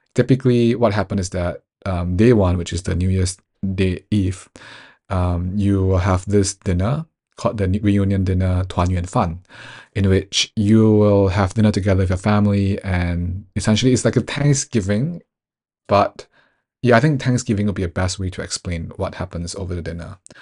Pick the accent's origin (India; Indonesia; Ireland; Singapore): Singapore; moved away; also born or lived in United Kingdom; growing up in Singapore